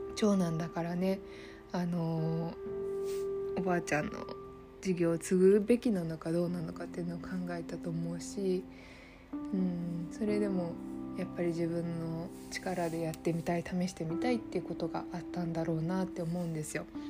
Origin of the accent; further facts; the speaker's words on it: Saitama, Japan; also born or lived in Fukushima; 埼玉だったんですけど